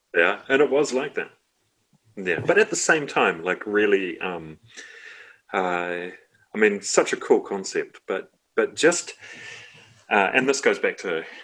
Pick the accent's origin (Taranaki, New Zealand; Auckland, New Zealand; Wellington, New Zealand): Wellington, New Zealand; if you're growing up in Johnsonville in the 80s and 90s